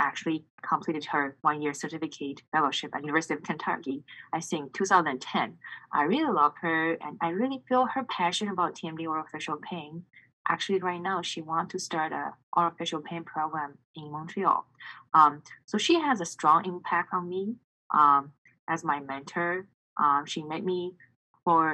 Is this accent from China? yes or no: yes; China; moved away as an adult; I grew up in China